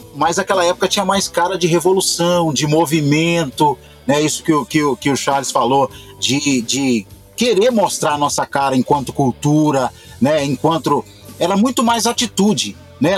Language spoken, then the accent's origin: Portuguese; Belo Horizonte, Minas Gerais, Brazil; sou de Belo Horizonte